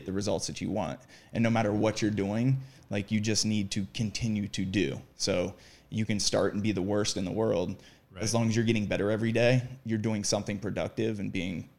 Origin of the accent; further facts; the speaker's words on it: Columbus, Ohio, United States; moved away as an adult; now in Los Angeles, United States; I came from Columbus, Ohio